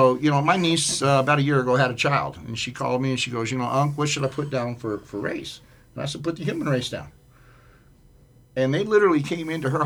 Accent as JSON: {"language": "English", "town": "Denver", "region": "Colorado", "country": "United States", "tie": "born or raised there", "said": "I grew up in Montbello with a single mom"}